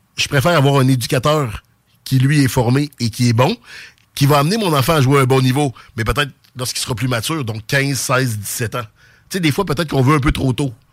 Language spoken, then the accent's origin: French; Quebec City, Quebec, Canada; accent: Sainte-Foy; octobre 83, j'avais huit mois, donc je parlais pas. Fait que dites-vous que j'ai l'accent de Sainte-Foy